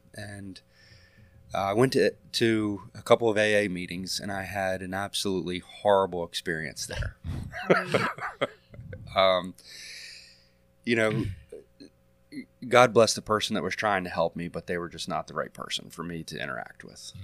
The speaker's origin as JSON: {"language": "English", "town": "Elkton", "region": "Maryland", "country": "United States", "tie": "born or raised there", "said": "I'm a lifelong resident of Cecil County. I was born and raised in Elkton"}